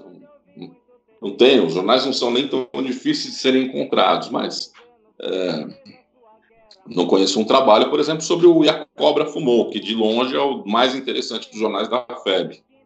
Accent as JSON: {"language": "Portuguese", "country": "Brazil", "said": "Eu sou brasileiro"}